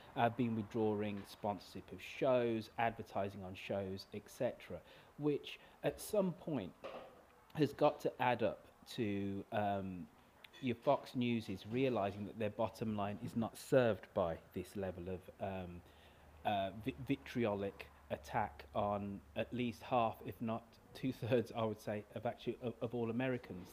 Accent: United Kingdom; now in United States; being a Brit in your country

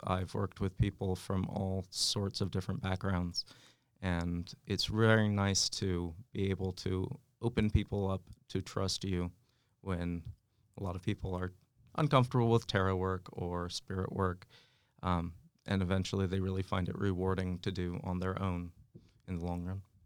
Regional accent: West Coast, United States; moved away; I grew up out in the West Coast

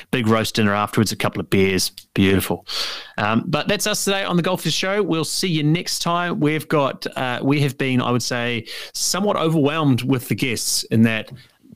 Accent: Waikato, New Zealand; now in Auckland, New Zealand; growing up in the Waikato

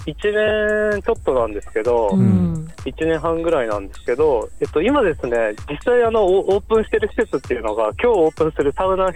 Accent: Saitama, Japan; also born or lived in Sapporo, Hokkaido; now in Teshikaga, Japan; 僕はそうですね、埼玉出身です。

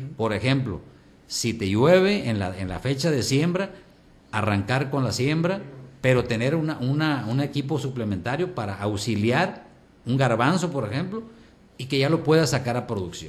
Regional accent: Colonia Hidalgo, Bachimeto, Sinaloa, Mexico; also born or lived in Navolato; nací en Abolato, este, en la cabecera, pero me crié en el campo, en la colonia Hidalgo, sindicatura de Bachimeto

